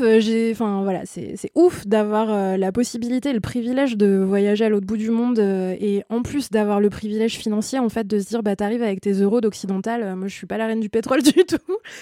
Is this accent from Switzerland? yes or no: no; France; en tant que Français et euh, membres de l'espace Schengen